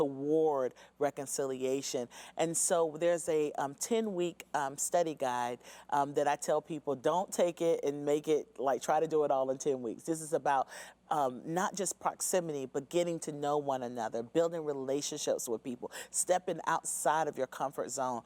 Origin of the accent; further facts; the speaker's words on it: North Carolina, United States; growing up in North Carolina, I grew up in suburbia.